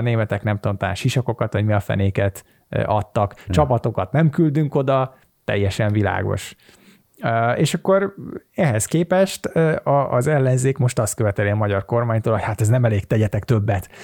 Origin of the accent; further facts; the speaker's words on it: Hungary; magyar vagyok